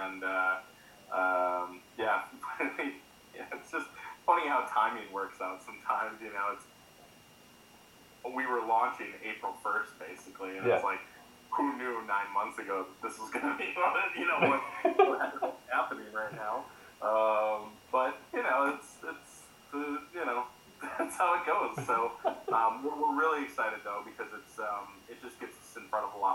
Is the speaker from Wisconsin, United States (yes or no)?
yes; Wisconsin, United States; I was born and raised in Wisconsin